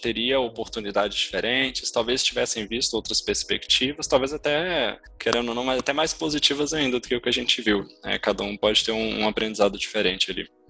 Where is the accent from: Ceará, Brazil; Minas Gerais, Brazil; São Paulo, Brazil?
Minas Gerais, Brazil; Ouro Preto; accent: mineiro; eu nasci em Ouro Preto, então sou, sou mineiro, vocês vão perceber até pelo meu sotaque